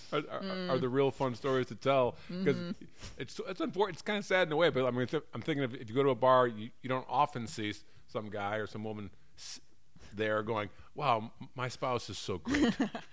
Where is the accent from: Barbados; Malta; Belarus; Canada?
Barbados; Oh, I'm from Barbados.